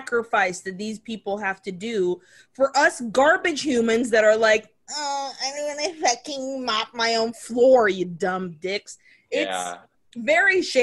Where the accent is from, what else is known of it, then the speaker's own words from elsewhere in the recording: Nicaragua; moved away; when I was growing up in Nicaragua